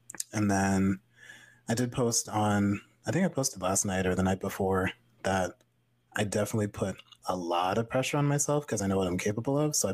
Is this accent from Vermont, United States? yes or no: yes; Vermont, United States; moved away as an adult; now in Worcester, United States; I'm so used to Vermont being my home